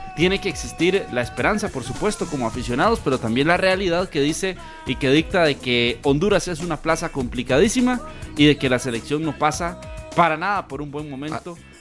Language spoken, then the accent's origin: Spanish; Costa Rica; como costarricenses